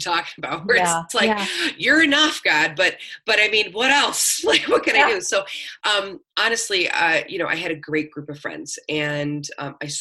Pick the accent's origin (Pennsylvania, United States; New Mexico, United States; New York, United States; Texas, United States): New York, United States; Buffalo; moved away as an adult; also born or lived in Florida / Tennessee / Los Angeles; I'm born and raised in Buffalo, moved around a lot, went to college in Florida, lived in Tennessee, moved out to LA, and then came back to Buffalo